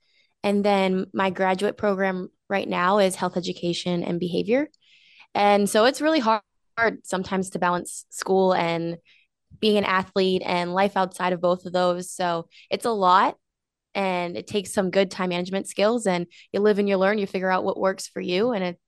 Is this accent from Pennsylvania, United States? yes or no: yes; York, Pennsylvania, United States; Yes, honestly, I was gone more than I was there, or when I was there, I was at the gym. So I didn't honestly get around York that much, but it was good.